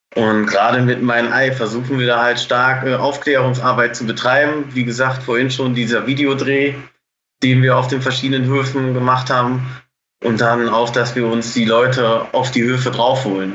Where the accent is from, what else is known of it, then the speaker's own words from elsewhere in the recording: Bocholt, North Rhine-Westphalia, Germany; Ich komme aus Bocholt. Das ist direkt an der niederländischen Grenze.